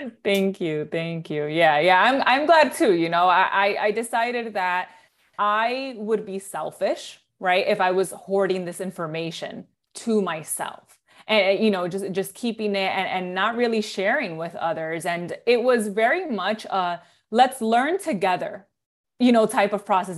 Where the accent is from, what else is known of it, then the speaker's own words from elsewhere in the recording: New York City, New York, United States; moved away as an adult; now in Jersey City, United States; I was born and raised in the Bronx, New York